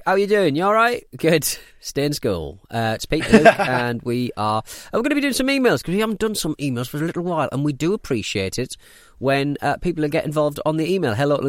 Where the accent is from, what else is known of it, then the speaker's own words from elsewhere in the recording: Bangalore, Karnataka, India; I grew up in Bangalore, India, in an apartment complex.